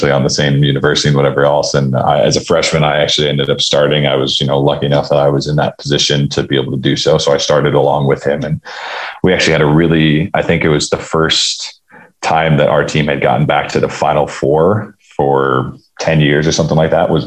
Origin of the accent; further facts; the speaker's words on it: Downers Grove, Illinois, United States; Outside of Chicago, Downers Grove, Illinois was like, where I grew up, like Naperville area